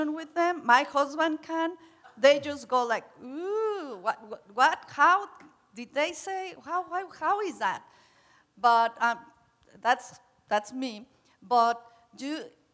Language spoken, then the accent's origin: English; Mexico; I'm from Mexico, and in Mexico, kids stay in your home